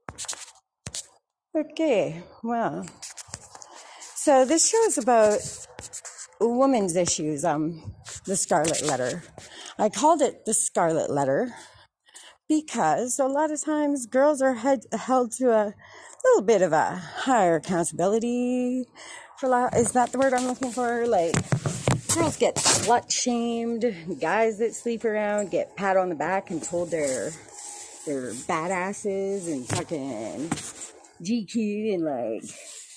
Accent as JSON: {"language": "English", "country": "Canada", "said": "I'm from Canada"}